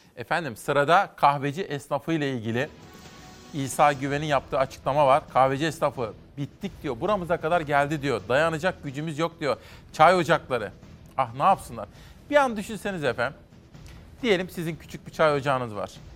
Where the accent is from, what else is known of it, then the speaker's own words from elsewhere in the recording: Kütahya, Turkey; Kütahya. Benim memleketimde